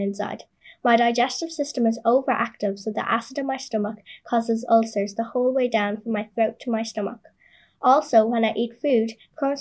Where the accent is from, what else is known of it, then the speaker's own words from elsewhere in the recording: Mullingar, Leinster, Ireland; I was born and live in Mullingar, County Westmeath